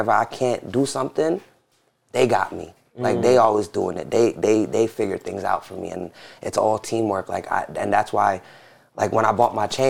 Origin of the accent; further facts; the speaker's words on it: New York City, New York, United States; And then me and my brother was born in Jamaica. My sister was born in Florida. And we grew up in Jamaica. And then was just there our whole life, basically. And Jamaica, Queens, right? Yeah, Jamaica, Queens.